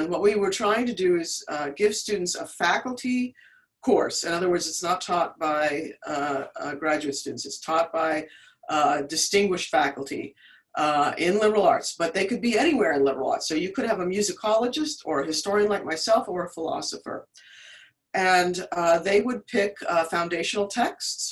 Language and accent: English; Washington, District of Columbia, United States; moved away as an adult; now in Indiana, United States; I'm originally from the Washington, D.C. area